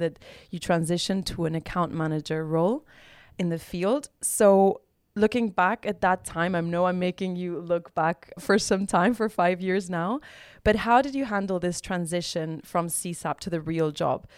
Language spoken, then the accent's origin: English; Barcelona, Catalonia, Spain; now in Amsterdam, Netherlands; I'm originally from Barcelona, Spain, and I'm currently living in Amsterdam